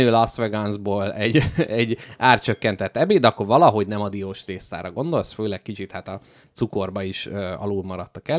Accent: Hungary; Hát figyelj, magyar emberek vagyunk

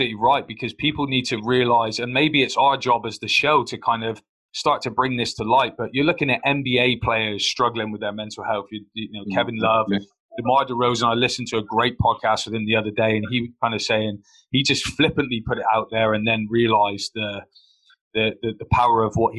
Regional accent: Plymouth, South West England, United Kingdom; My failure came in my hometown

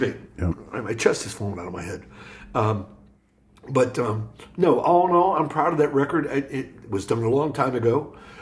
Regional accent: Hollywood, Florida, United States; also born or lived in Paterson, New Jersey / Akron, Ohio; now in Columbus, United States; I grew up down in Hollywood, Florida

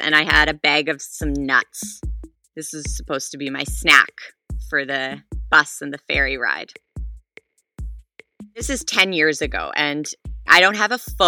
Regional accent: Calgary, Alberta, Canada; now in Revelstoke, Canada; I am from Calgary, Alberta, which is in Canada, but I currently live in a small mountain town in BC.

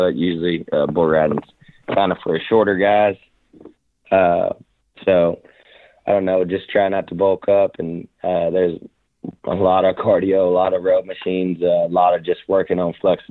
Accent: Rockdale, Texas, United States; also born or lived in Temple, Texas / Baytown, Texas; I was born in Temple, but I was raised in Rockdale, back and forth between Rockdale and Baytown, Texas.

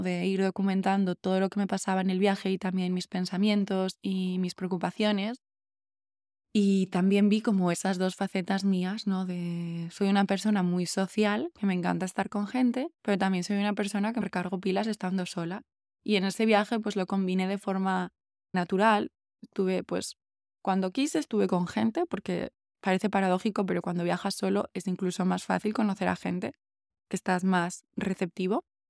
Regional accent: Asturias, Spain; moved away as an adult; also born or lived in Berlin, Germany; cuando ya me fui de Berlín y, y volví a Asturias

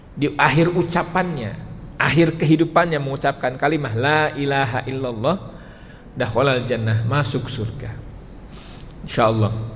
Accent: West Java, Indonesia; Karena saya orang Sunda

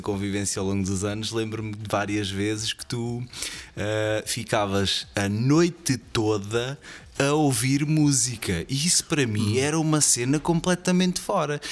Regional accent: Portugal; moved away as an adult; now in Switzerland; eu sou da Zuparria

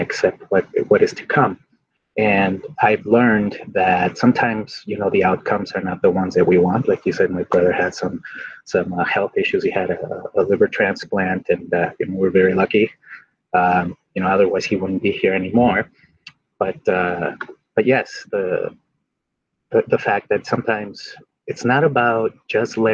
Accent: Mexico; now in United States; I grew up in Mexico

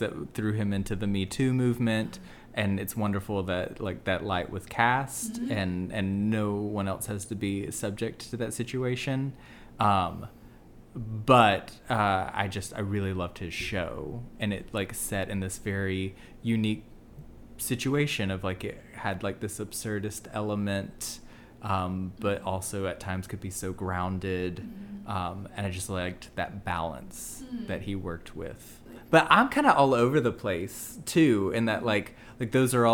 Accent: the South, United States; also born or lived in Birmingham, Alabama / Pittsburgh, Pennsylvania; we're both gay from the South

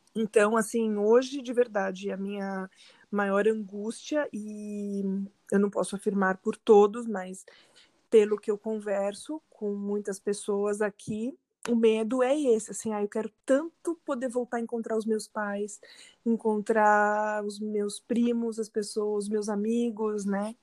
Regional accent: São Paulo, Brazil; moved away as an adult; also born or lived in São Bernardo do Campo, Brazil; now in Alcalá de Henares, Spain; eu sou de São Paulo, sou nascida em São Paulo, vivi muitos anos em São Bernardo, mas nos últimos 10 anos já vivi em São Paulo

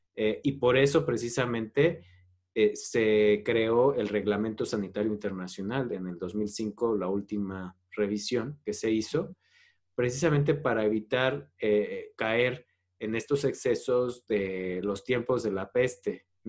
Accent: Mexico; como mexicanos debemos

